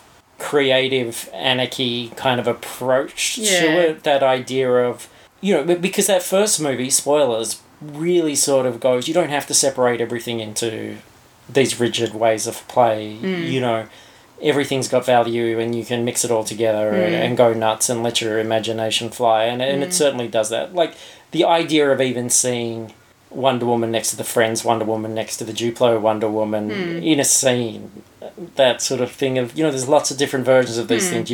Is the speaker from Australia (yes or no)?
yes; Australia; as an Australian